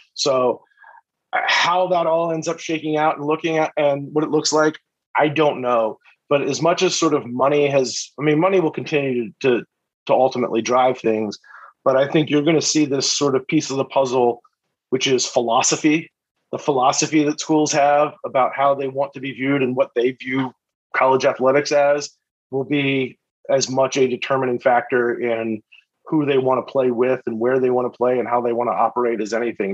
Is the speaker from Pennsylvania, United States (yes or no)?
yes; Philadelphia, Pennsylvania, United States; I grew up in Philly